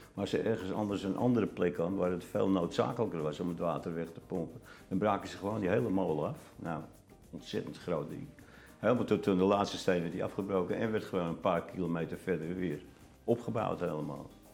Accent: Amsterdam, North Holland, Netherlands; moved away as an adult; Geboren in Amsterdam en uh, tot 63 er ook gewoond

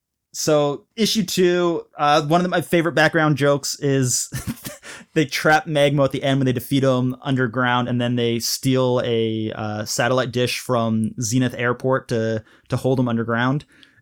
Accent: Malaysia; because I was living overseas, I grew up in Malaysia, and we were always like a couple seasons behind.

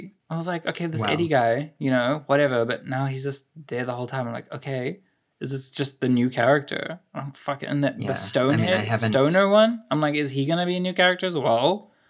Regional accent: South Africa; as a South African, as an African

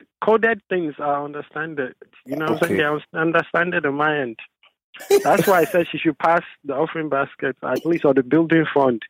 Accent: New York City, New York, United States; Yeah, I'm from the Bronx.

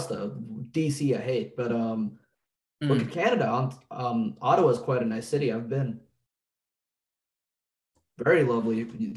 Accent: India; I'm Indian

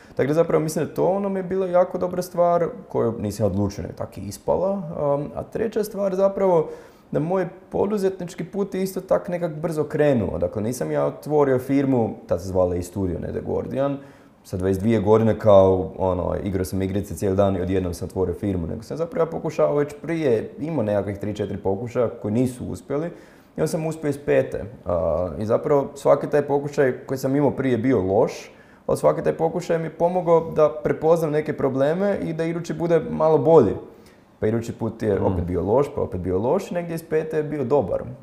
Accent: Zagreb, City of Zagreb, Croatia; ja sam tu iz Zagreba, ono, živio sam sa roditeljima

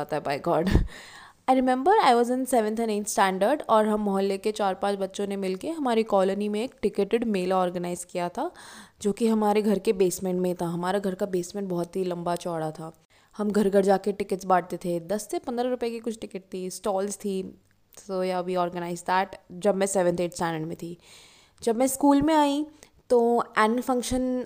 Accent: Jaipur, Rajasthan, India; मैं जयपुर शहर से हूँ बचपन से जॉइंट फैमिली में रही हूँ

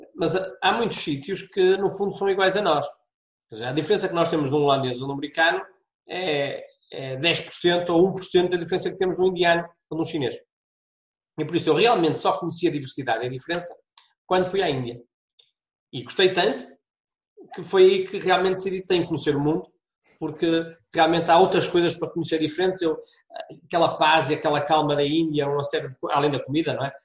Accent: Braga, Norte, Portugal; moved away as an adult; also born or lived in Porto; sou, sou de Braga, vim para o Porto

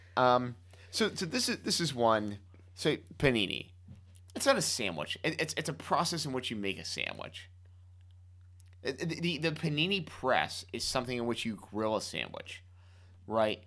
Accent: Miami, Florida, United States; moved away; growing up in Miami

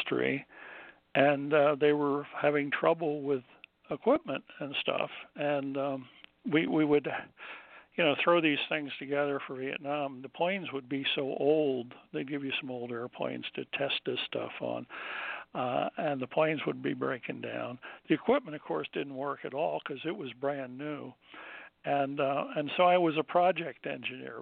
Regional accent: New Jersey, United States; moved away; I grew up in New Jersey on the coast

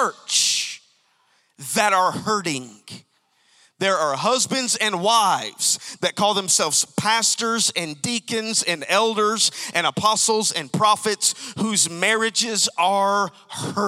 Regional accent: Alabama, United States; I'm from Alabama

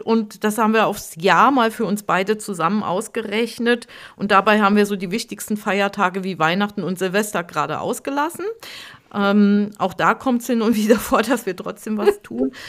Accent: Hunsrück, Rhineland-Palatinate, Germany; meine Heimat, mein Heimatdorf, das war so wunderschöne Nebelschwaden gehüllt

